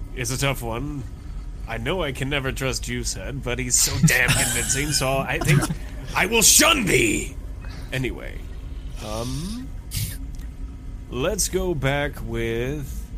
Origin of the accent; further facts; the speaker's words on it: United States; I'm American